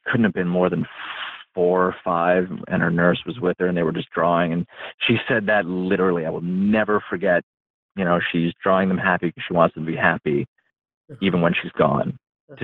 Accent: upstate New York, United States; i grew up in a trailer park out in the middle of nowhere in upstate new york

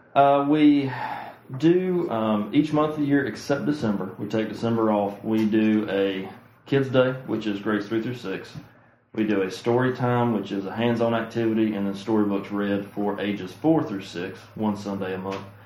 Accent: Oconee County, South Carolina, United States; I'm from Oconee County.

